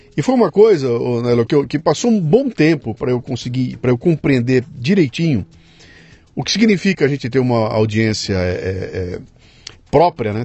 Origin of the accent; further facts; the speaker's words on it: Brazil; sou brasileiro